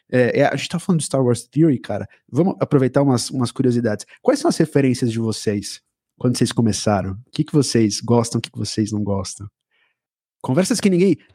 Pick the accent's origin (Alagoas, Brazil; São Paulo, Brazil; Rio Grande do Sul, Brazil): Alagoas, Brazil; Maceió; eu também sou nordestino, eu sou de Alagoas, Maceió, ali do lado.